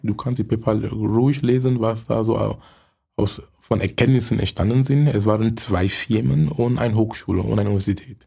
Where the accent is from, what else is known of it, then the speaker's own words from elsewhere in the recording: Cameroon; German is a second language; moved away as an adult; also born or lived in Munich; now in Germany; Ich komme gebürtig aus Kamerun. Ich lebe in Deutschland seit 23 Jahren.